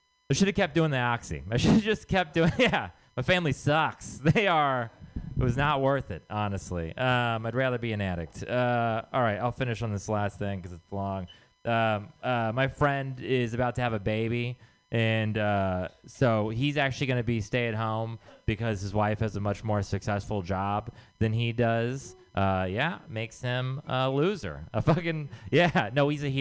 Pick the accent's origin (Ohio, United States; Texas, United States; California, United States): Texas, United States; moved away; I'm from Texas.